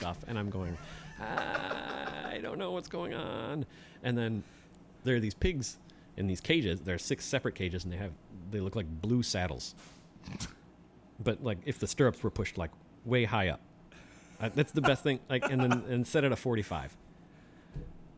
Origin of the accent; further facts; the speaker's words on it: Kenosha, Wisconsin, United States; moved away; also born or lived in south central Minnesota; I grew up in Kenosha